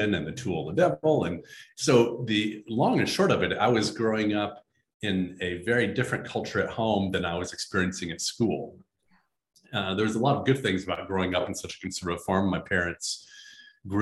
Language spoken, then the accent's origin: English; Midwest, United States; I grew up in the Midwest on a farm in a very conservative tradition